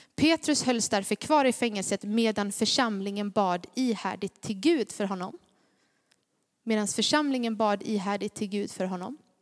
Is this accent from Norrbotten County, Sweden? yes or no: no; Gnosjö, Jönköping County, Sweden; accent: Småländska; jag är från Gnosjö